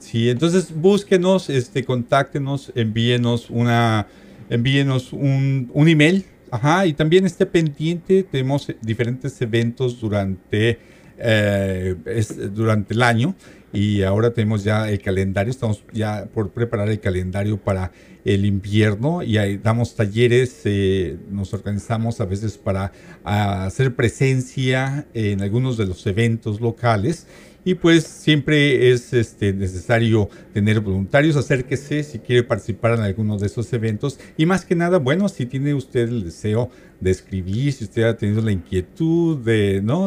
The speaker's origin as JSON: {"language": "Spanish", "region": "Mexico City", "country": "Mexico", "said": "yo soy de la Ciudad de México"}